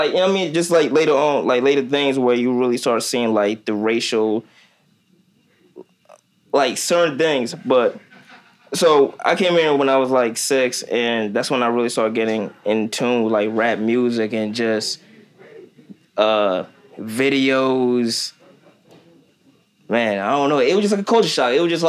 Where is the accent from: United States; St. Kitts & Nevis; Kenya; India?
Kenya; born there; I was born in Kenya, Africa.